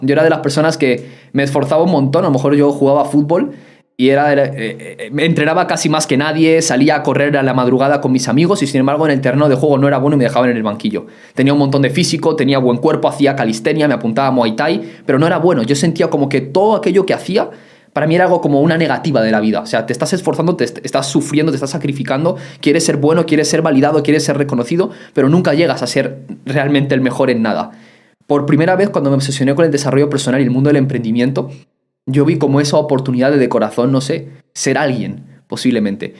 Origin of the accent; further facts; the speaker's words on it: Soria, Castile and León, Spain; yo nací en Soria, en España